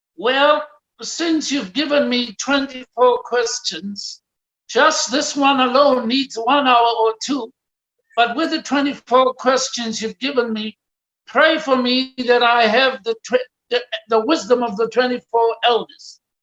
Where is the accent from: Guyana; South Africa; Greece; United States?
South Africa; Pretoria, Gauteng; I was born in Pretoria, the capital city of South Africa, on the 2nd of August, 1952